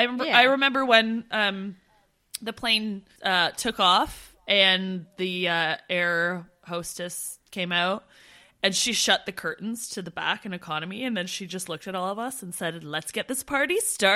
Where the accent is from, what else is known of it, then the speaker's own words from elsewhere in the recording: Ontario, Canada; Steph and I didn't grow up near the beautiful, like, picturesque mountains that you see. We grew up near Toronto, which is a city. Well, I will say, in Ontario, where we're from, we do have the beautiful lakes and forests.